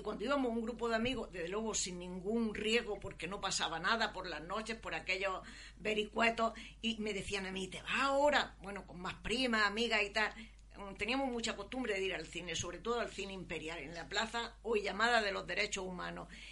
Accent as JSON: {"language": "Spanish", "town": "Almería", "region": "Andalusia", "country": "Spain", "tie": "born or raised there", "said": "nací aquí en la localidad de Almería. Mi familia vivía en un cortijo a la afuera"}